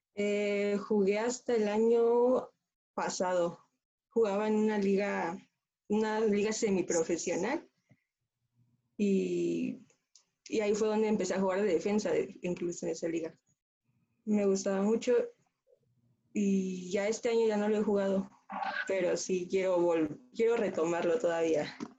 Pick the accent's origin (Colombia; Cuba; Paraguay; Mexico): Mexico; Mexico City; soy de la Ciudad de México